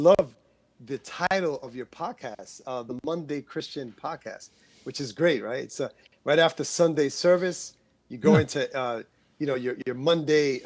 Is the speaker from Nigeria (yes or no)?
no; New York City, New York, United States; I was born in Queens, New York.